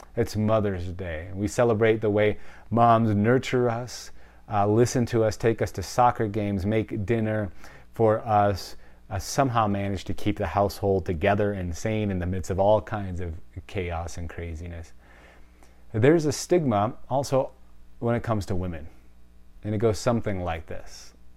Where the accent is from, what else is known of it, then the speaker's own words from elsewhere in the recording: Wisconsin, United States; I'm from Wisconsin. It's the cheese state, like, cheese is in my veins